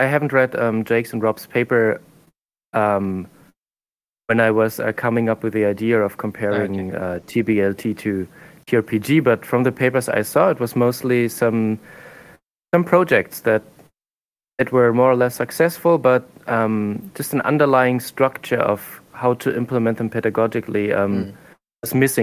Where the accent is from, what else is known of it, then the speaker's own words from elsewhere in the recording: Germany; moved away as an adult; also born or lived in Japan; now in South Korea; So I'm from Germany